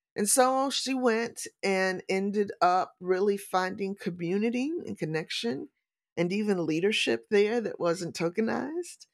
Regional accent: St. Louis, Missouri, United States; moved away as an adult; also born or lived in Valdosta, Georgia; So, I am a native Saint Louisan. I was born and raised in Saint Louis, Missouri

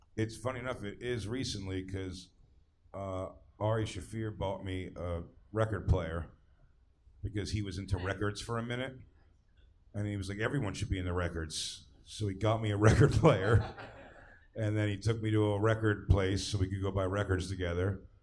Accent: Philadelphia, Pennsylvania, United States

